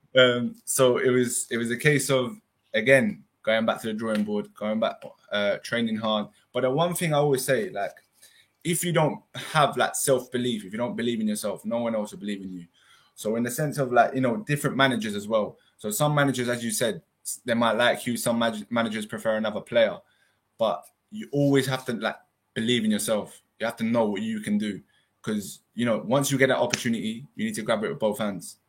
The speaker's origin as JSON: {"language": "English", "region": "London", "country": "United Kingdom", "tie": "born or raised there", "moved": "as an adult", "said": "Originally my parents are from Iran, but yeah. obviously I've been brought up in the in the UK"}